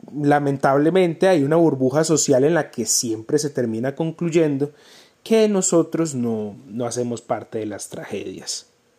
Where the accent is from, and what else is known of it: Colombia